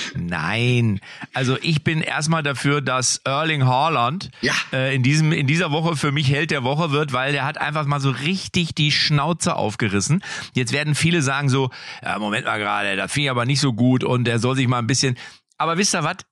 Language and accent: German; Lippstadt, North Rhine-Westphalia, Germany; born or raised there